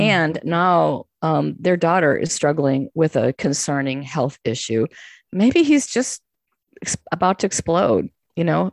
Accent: Chicago, Illinois, United States; I'm from Chicago, you know, and, um, you, I have a certain, like, I'm not going to be scared of people in the city attitude.

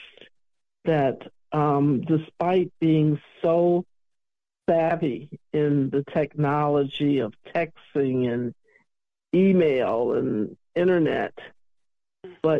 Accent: Chicago, Illinois, United States; I'm from Chicago

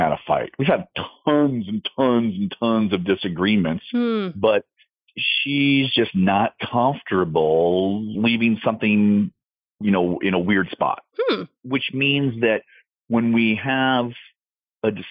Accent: San Diego, California, United States; we were in my hometown, my parents are here. My sister is here

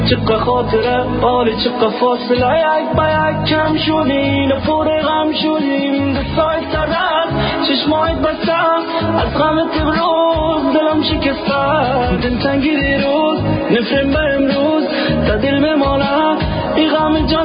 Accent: Syria; German is a second language; now in Switzerland; komme aus Syrien mit meiner Familie vom Krieg in die Schweiz. Ich lerne Deutsch in Kursen von freiwilligen Lehrerinnen.

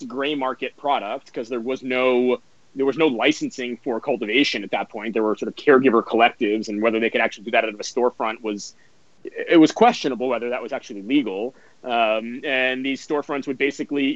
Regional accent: New York City, New York, United States; moved away as an adult; also born or lived in Rockaway Beach / Upper West Side; I grew up in the city, but I left when I was 18 for college 20 years ago

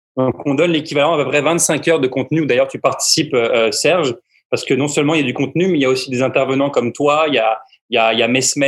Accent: France; en, tant que Français

